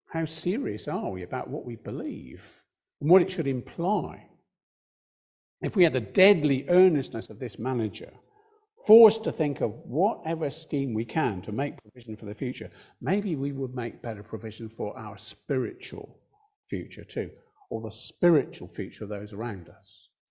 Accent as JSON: {"language": "English", "country": "United Kingdom", "said": "we're British"}